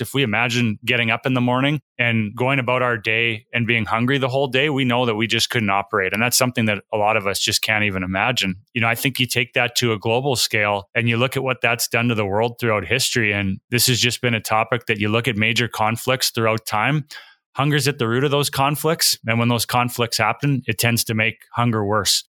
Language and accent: English; Saskatchewan, Canada; I grew up in Saskatchewan in Western Canada